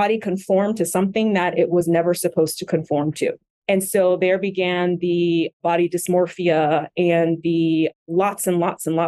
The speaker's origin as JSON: {"language": "English", "area": "Westchester County", "region": "New York", "country": "United States", "tie": "born or raised there", "also_born_or_lived": "Haiti / Florida / Brooklyn, New York / Philadelphia", "moved": "as an adult", "lives_now": "Los Angeles, United States", "said": "spent most of my formative years in New York, Westchester County"}